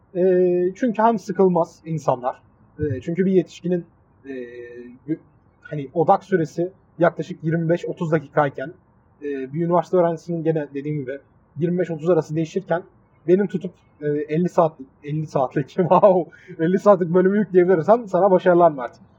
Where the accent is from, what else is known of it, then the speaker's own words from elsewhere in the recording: Mersin, Turkey; accent: Adana; also born or lived in Adana; Adana'da büyümemiş, Mersin'de büyümüş bir insan olarak